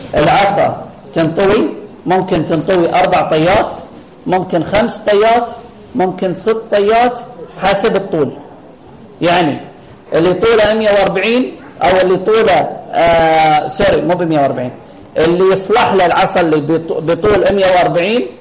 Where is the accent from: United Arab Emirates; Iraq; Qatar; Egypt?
Qatar; عندنا في قطر